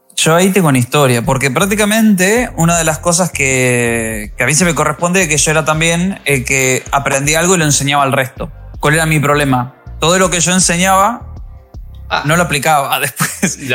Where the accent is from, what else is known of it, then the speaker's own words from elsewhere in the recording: Argentina; moved away as an adult; now in Spain; vine para España, yo soy argentino